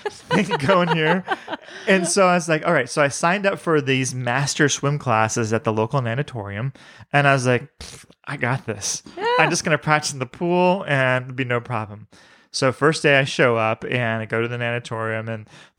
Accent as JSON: {"language": "English", "region": "Florida", "country": "United States", "tie": "born or raised there", "said": "I grew up around Florida"}